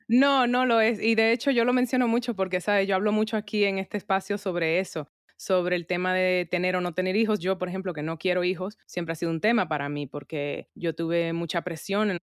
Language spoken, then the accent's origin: Spanish; Santo Domingo, Distrito Nacional, Dominican Republic; moved away; also born or lived in New York; me crié en Santo Domingo, mi familia está allá